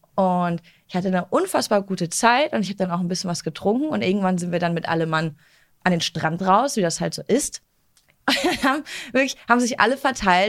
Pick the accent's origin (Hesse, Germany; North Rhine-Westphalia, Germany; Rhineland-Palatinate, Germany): North Rhine-Westphalia, Germany; Duisburg; aus Duisburg und wir Duisburger